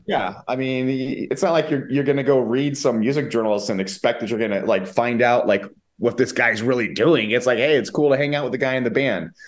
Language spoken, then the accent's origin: English; United States; moved away as an adult; now in Spain; I'm an American